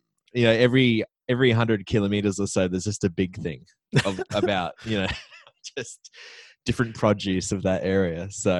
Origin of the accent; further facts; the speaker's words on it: Queensland, Australia; so I'm a Queenslander